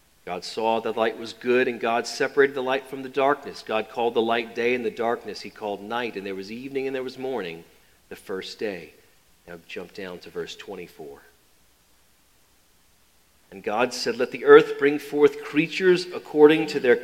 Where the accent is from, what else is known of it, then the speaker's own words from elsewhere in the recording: New Orleans, Louisiana, United States; Growing up in New Orleans, that was PBS